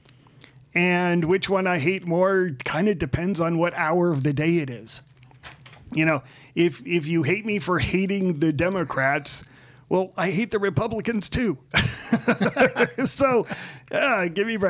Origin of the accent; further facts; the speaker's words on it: Southern California, United States; now in Las Vegas, United States; I grew up in Southern California, and now we live in Las Vegas